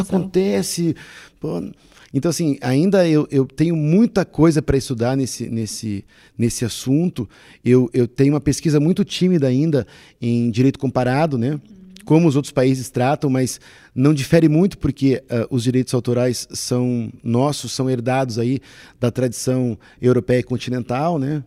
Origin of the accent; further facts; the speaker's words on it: South Region, Brazil; Nós somos brasileiros e, no, e nos reconhecemos brasileiros também pelo aspecto cultural